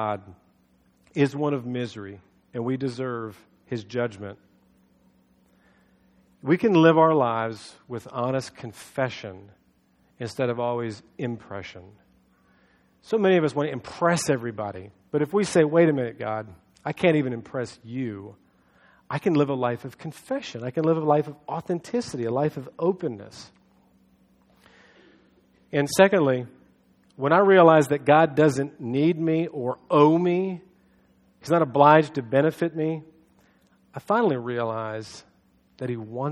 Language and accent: English; United States